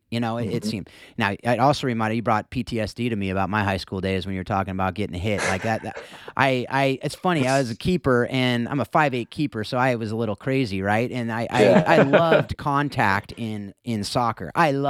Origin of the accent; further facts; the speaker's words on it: Mission Viejo, California, United States; So I grew up down in Mission Viejo. So you know, back in the day, I was South Orange County. So it was football country.